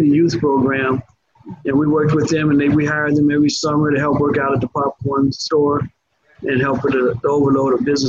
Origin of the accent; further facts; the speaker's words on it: Chicago, Illinois, United States; now in Orlando, United States; I was raised up in Chicago, but an all-Black area, or Inglewood to be specific